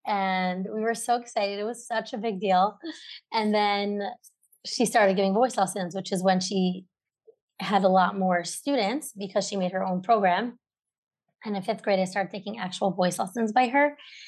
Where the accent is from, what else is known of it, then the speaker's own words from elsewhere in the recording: Brooklyn, New York, United States; I grew up in Brooklyn. I have three sisters